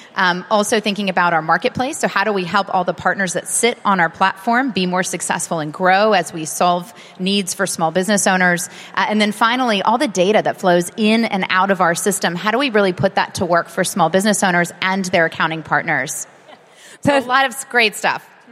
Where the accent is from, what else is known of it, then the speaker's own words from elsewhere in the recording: United States; as an American